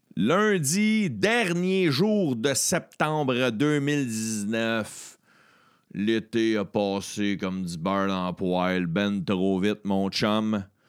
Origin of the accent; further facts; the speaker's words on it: Beauharnois, Quebec, Canada; je viens d'un village, je suis natif de Beauharnois, sur la rive sud de Montréal